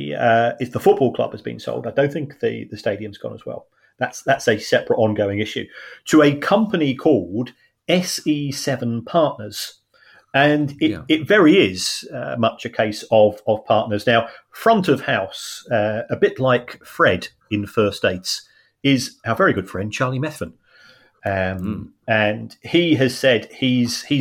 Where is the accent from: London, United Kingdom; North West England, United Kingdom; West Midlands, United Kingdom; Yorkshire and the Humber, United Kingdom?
London, United Kingdom; moved away; We're both from South London